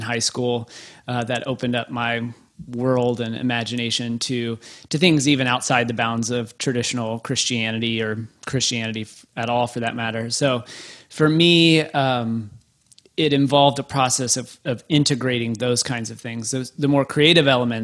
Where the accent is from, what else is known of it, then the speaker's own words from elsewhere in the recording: Waco, Texas, United States; growing up in Baptist world, the Baptist hub you know, Baylor University in Waco, Texas.